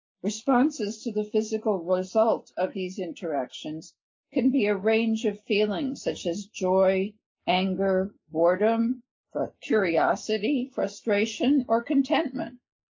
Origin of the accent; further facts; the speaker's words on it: Albania; English is a second language; moved away as an adult; now in United States; I grew up in Albania and came to the United States at 18 in 2000. I came alone, and then my parents came for political asylum.